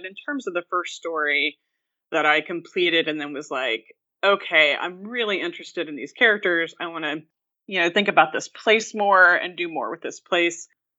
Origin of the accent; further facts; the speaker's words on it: Oklahoma, United States; now in Illinois, United States; But yeah, so I'm originally from Oklahoma, and then I've lived in lots of different places, and I currently teach at the University of Illinois Urbana-Champaign and live in central Illinois